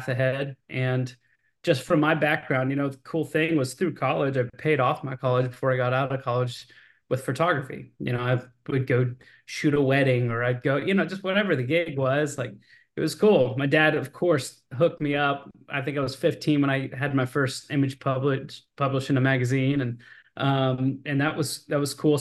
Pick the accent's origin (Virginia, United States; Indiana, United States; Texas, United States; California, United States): Texas, United States; Austin; Born and raised in Austin, Texas